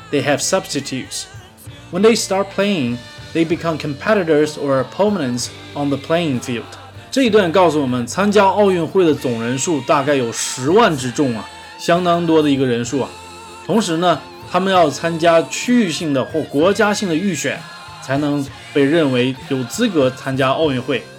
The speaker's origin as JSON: {"language": "Chinese", "region": "Northeast China", "country": "China", "accent": "Northeastern (Dongbei)", "said": "一张嘴都是我们东北大碴子味儿"}